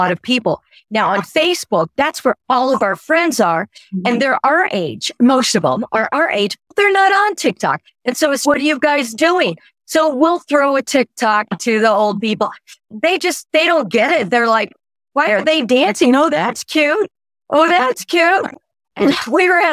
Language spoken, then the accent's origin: English; Oklahoma, United States; moved away; I'm from Oklahoma